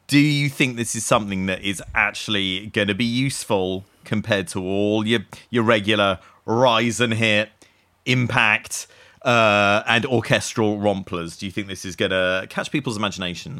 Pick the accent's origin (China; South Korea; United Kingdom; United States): United Kingdom; Essex, East of England; I grew up in Essex